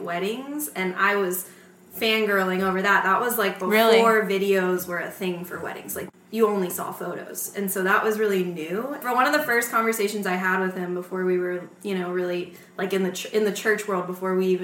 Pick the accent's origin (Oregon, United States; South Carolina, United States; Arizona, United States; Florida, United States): Florida, United States; Gulf Breeze; I grew up in Gulf Breeze